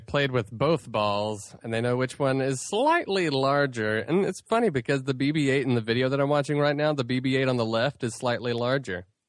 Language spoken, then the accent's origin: English; Asheville, North Carolina, United States; I grew up with here in Asheville